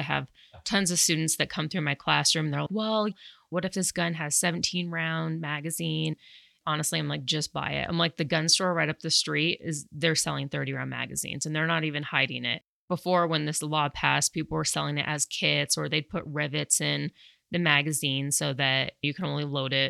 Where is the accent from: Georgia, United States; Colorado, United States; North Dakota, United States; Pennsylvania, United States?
Colorado, United States; also born or lived in New York City; I was born and raised in Colorado. I did spend 8 years in New York City for college